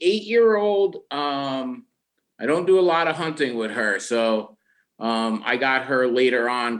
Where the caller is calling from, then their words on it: Stony Creek, New York, United States; as Nick said, I'm calling from Stony Creek, New York, which is a small town of about 650 people in the southern Adirondacks of New York.